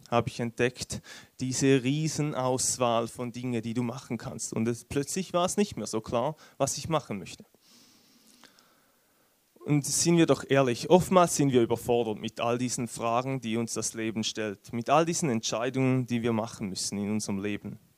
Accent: Switzerland; Wie ihr es wahrscheinlich hört, bin ich Schweizer.

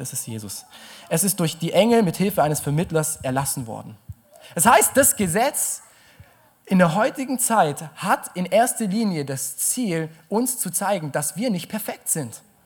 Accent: Germany

